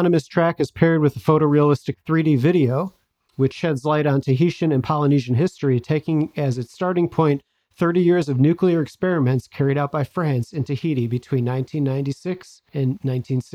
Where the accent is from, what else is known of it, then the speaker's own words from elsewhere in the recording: Chicago, Illinois, United States; my hometown at the Chicago Museum of Contemporary Art